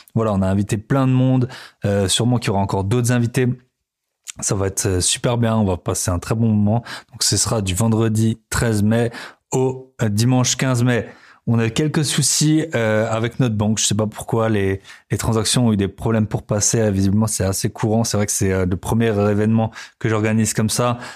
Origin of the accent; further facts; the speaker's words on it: France; moved away as an adult; ça fait aussi 11 ans maintenant que je suis parti euh, de la France